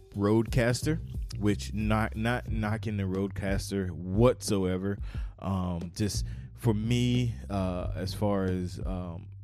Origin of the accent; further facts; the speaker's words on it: North Carolina, United States; moved away as an adult; also born or lived in Fayetteville, North Carolina; I moved from South Carolina to North Carolina, back home, home state.